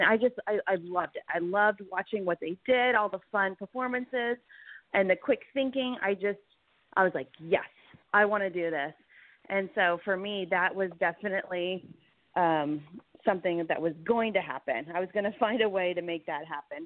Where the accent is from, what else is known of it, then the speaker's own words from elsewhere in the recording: Fresno, California, United States; moved away; also born or lived in Los Angeles; growing up in Fresno